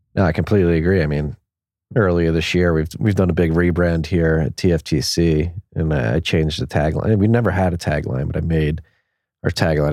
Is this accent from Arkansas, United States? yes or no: no; Philadelphia, Pennsylvania, United States; moved away; also born or lived in Havertown, Pennsylvania; I grew up born and raised in Philadelphia in Northeast Philly